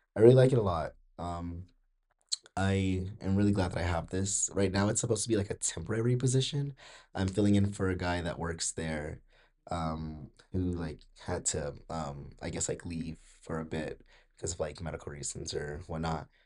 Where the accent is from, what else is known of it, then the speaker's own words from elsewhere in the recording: Georgia, United States; I'm from Georgia